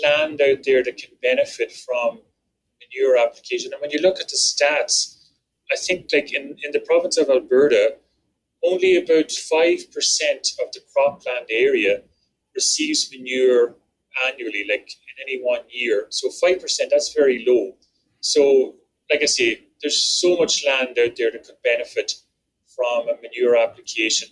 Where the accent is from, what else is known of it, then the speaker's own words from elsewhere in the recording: Ireland; now in Canada; the farm I grew up in back in Ireland